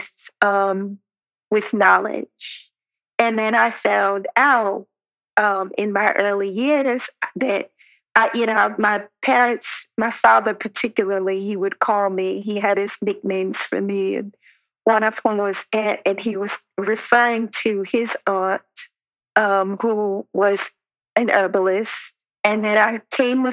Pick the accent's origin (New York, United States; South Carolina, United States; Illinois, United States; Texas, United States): New York, United States; I grew up in New York